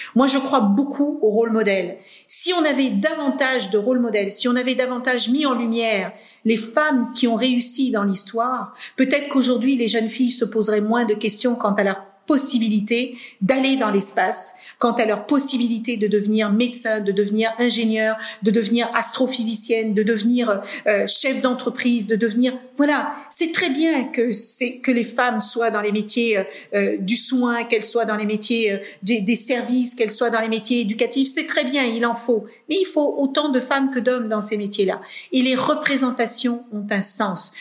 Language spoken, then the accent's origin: French; Cape Verde; Moi, je suis née au Cap Vert dans les années 72.